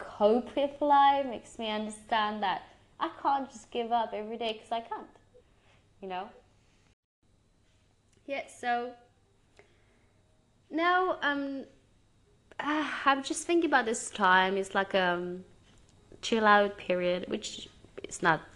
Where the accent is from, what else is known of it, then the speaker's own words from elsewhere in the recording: Romania; now in England; my home country